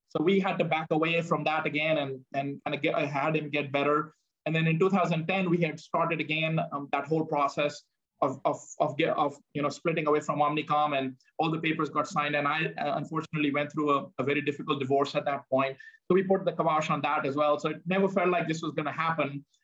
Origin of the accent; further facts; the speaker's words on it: India; moved away; growing up in India